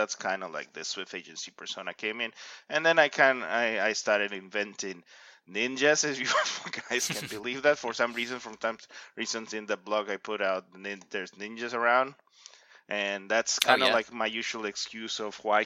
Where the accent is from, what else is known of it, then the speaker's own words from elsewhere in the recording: Ecuador; moved away as an adult; now in Canada; I come originally from Ecuador